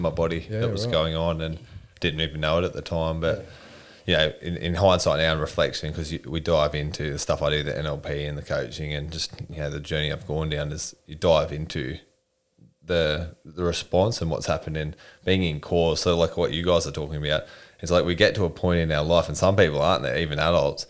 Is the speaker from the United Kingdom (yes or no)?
no; Newcastle, New South Wales, Australia; Newcastle, born and raised